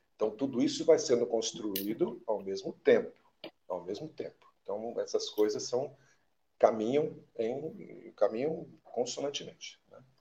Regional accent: Minas Gerais, Brazil; eu da sou mineiro

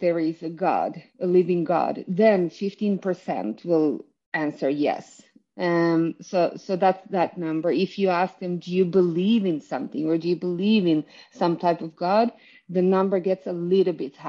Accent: Sweden; I am from Sweden, where I am currently the CEO and editor-in-chief of Dagen

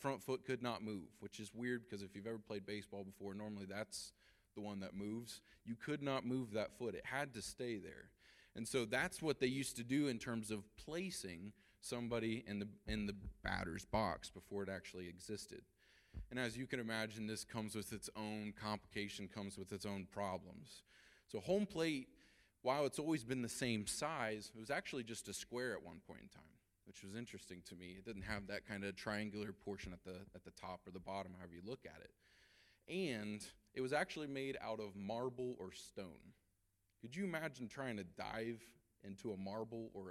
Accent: Ohio, United States; we're from Ohio

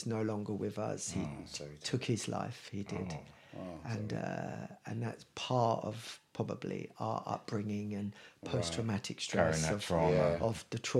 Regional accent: Glasgow, Scotland, United Kingdom; moved away; also born or lived in Hackney, London; So I was born in Hackney. And kind of bred up in Glasgow.

